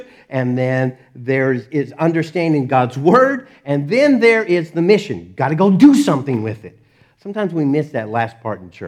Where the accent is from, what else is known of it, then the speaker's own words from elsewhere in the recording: Dallas, Texas, United States; I grew up in Dallas